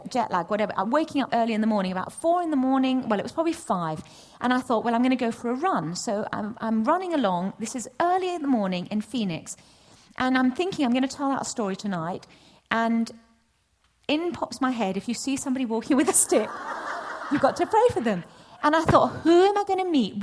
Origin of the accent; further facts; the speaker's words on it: Nottingham, East Midlands, United Kingdom; I'm from Nottingham.